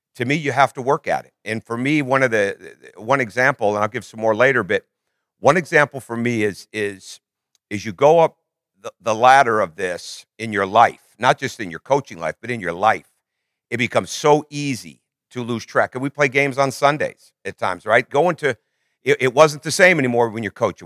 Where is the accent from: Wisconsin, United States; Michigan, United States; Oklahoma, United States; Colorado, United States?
Michigan, United States; I grew up in Michigan, I grew up, we went to church three times a week